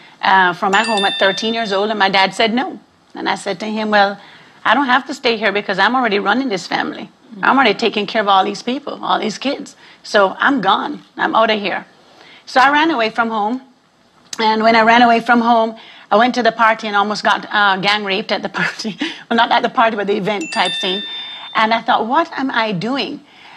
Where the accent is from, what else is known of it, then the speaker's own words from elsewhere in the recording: Jamaica; now in Arlington, United States; I was raised in a Rastafarian home in Jamaica